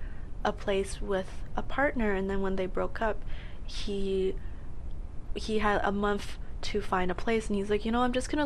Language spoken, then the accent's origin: English; Edmonton, Alberta, Canada; moved away as an adult; I came here for university, mm-hmm. and I love the city. It's gorgeous. There's no snow. I came from Edmonton, where there was minus 40 degrees plus windshield.